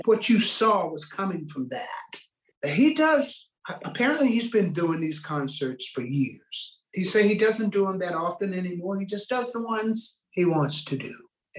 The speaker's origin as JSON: {"language": "English", "region": "West Virginia", "country": "United States", "said": "And I'm from West Virginia originally, anyway. And I was born by the river, you know."}